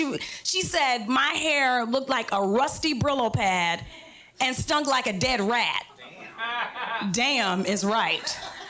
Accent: New York, United States; So I'm from New York, like I said, and I had this Latina hairdresser.

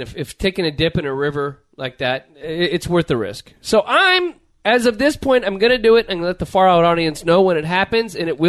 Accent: Los Angeles, California, United States; growing up in the greater L.A. area.

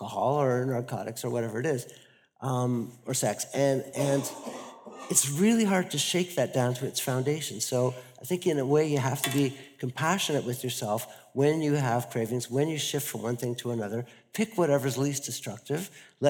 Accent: Canada; now in Netherlands; I'm a Canadian living in the Netherlands who just arrived in England

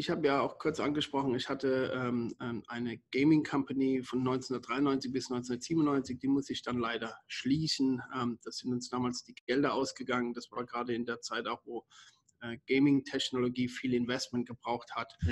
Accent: Germany; bin 54 Jahre alt, bin Deutscher, geboren und, und aufgewachsen in Deutschland.

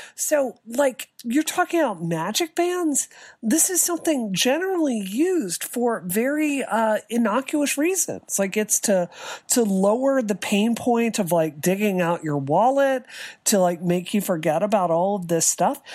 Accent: United States; as an American

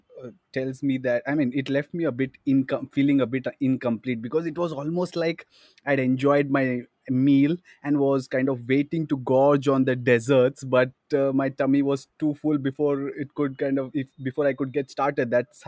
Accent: India; that kind of excites me as an Indian cricket follower.

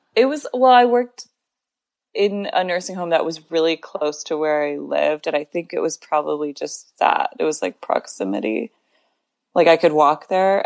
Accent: Grand Rapids, Michigan, United States; moved away as an adult; also born or lived in Tucson, Arizona / Ann Arbor, Michigan; now in New York City, United States; I grew up half in Tucson, Arizona, and half in Grand Rapids, Michigan

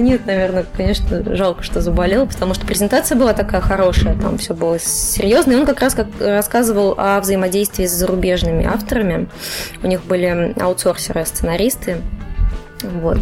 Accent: Cheboksary, Chuvash Republic, Russia; moved away as an adult; also born or lived in Saint Petersburg; я из Чебоксар, такой маленький город на Волге

